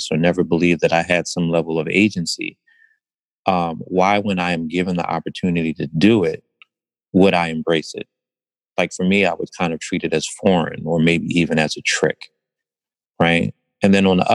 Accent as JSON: {"language": "English", "town": "Philadelphia", "region": "Pennsylvania", "country": "United States", "tie": "born or raised there", "said": "born and raised in West Philadelphia"}